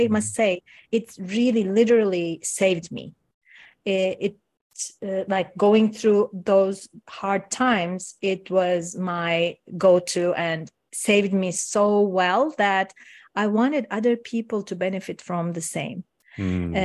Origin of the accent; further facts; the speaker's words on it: Istanbul, Turkey; first language Turkish; English is a second language; moved away as an adult; now in Canada; I'm originally from Turkey, Istanbul. I was born in Istanbul